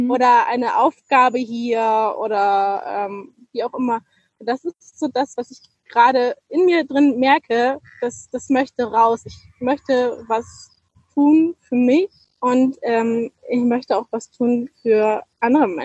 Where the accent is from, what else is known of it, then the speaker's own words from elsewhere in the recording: Northern Germany, Germany; ich komme aus, aus Norddeutschland, weißt du, der höchste Berg ist der Deich.